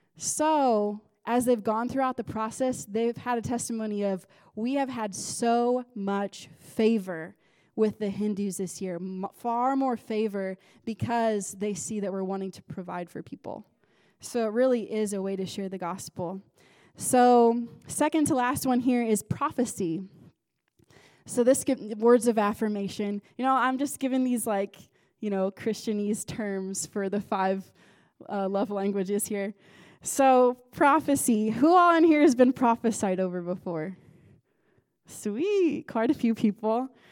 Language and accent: English; United States; moved away; I'm American